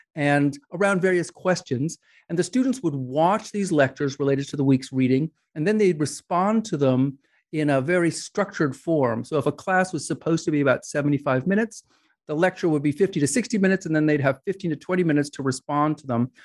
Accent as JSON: {"language": "English", "region": "New York", "country": "United States", "tie": "born or raised there", "said": "I grew up in New York"}